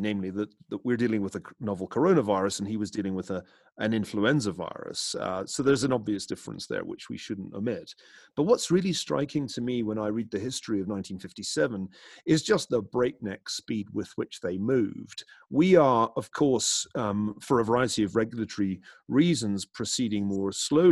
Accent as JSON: {"language": "English", "town": "Glasgow", "region": "Scotland", "country": "United Kingdom", "tie": "born or raised there", "said": "growing up in Glasgow in the west of Scotland"}